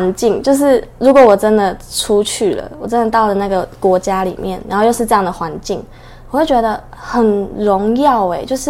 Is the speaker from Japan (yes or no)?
no; Taiwan; 很高兴今天能够来到这边